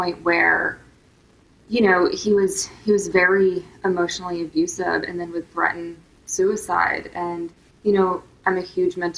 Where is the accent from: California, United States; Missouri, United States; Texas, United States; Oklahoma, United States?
Oklahoma, United States; Tulsa; moved away; I grew up in Tulsa, Oklahoma, and my parents went through a really horrific divorce